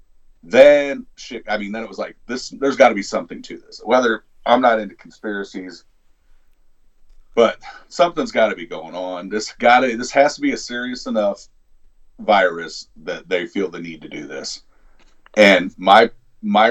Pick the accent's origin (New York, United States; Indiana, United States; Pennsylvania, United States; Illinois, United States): Illinois, United States; south of Chicago; I'm not from Chicago, but I'm from further the south. I live amongst the corn